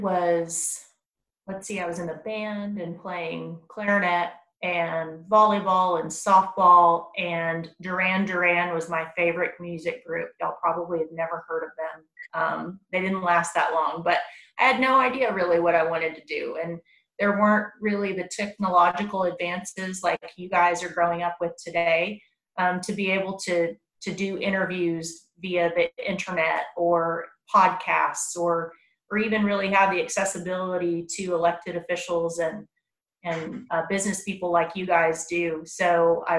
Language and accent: English; Round Rock, Texas, United States; also born or lived in San Angelo, Texas / Lubbock, Texas; I grew up right here in Williamson County also. I went to Chisholm Trail Middle School and then Round Rock High School